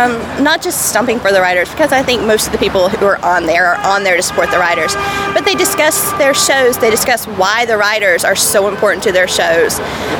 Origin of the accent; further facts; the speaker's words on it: Atlanta, Georgia, United States; Well, I know because I come from Atlanta, where a great deal of actors come out for pilot season.